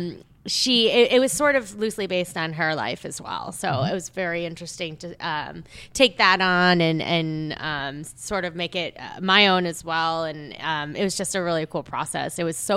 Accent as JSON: {"language": "English", "area": "Long Island", "region": "New York", "country": "United States", "tie": "born or raised there", "also_born_or_lived": "South Korea", "said": "I am a Korean adoptee as well, and I grew up on Long Island"}